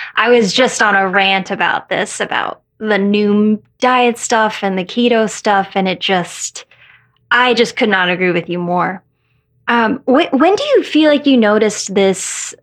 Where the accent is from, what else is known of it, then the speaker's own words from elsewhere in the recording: Colorado, United States; moved away; I grew up in Colorado.